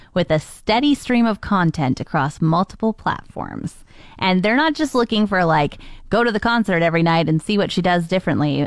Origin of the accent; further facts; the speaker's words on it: Canada; accent: Canadian; our Canadian accent